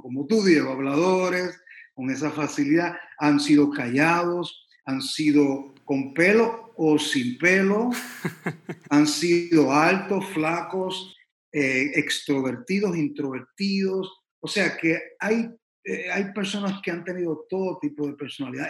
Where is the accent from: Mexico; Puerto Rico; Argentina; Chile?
Puerto Rico; San Juan; now in Miami, United States; Yo soy originalmente de San Juan de Puerto Rico, la isla preciosa del Mar Caribe. Eh, aquí estoy en Miami hace como alrededor de 30 años ya